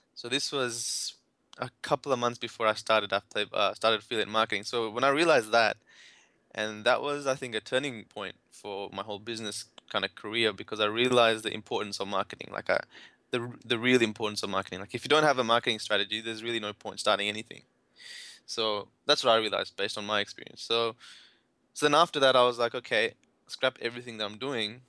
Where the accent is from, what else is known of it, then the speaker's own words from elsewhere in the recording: India; I'm from India